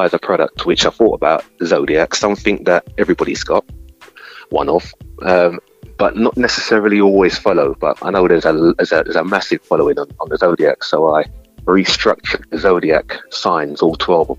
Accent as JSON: {"language": "English", "region": "London", "country": "United Kingdom", "tie": "born or raised there", "said": "I was born in the East London from the 70s"}